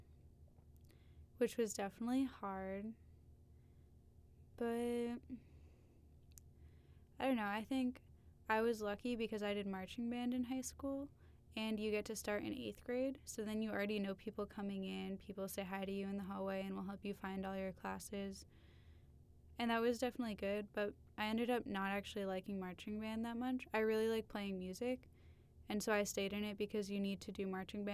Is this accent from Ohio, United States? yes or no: no; Salem, Massachusetts, United States; also born or lived in Pittsburgh; I'm from Salem, Massachusetts